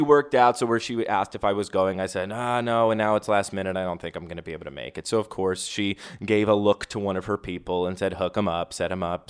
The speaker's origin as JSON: {"language": "English", "country": "United States", "said": "I'm from New York"}